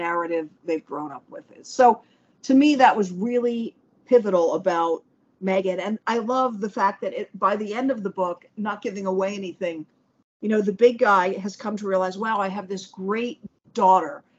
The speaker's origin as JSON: {"language": "English", "town": "Washington", "region": "District of Columbia", "country": "United States", "tie": "born or raised there", "said": "I grew up in Washington, D.C."}